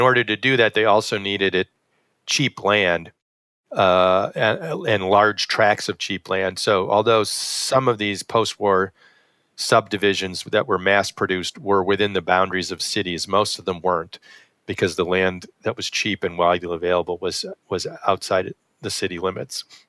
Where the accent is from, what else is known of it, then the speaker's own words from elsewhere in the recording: West Hartford, Connecticut, United States; now in Buffalo, United States; I grew up in West Hartford, Connecticut